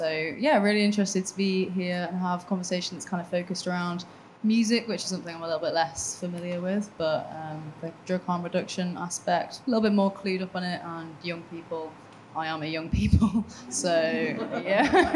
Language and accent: English; Grimsby, Yorkshire and the Humber, United Kingdom; moved away as an adult; now in Leeds, United Kingdom; I'm originally from Grimsby, but I've considered Leeds my adoptive home since 2015.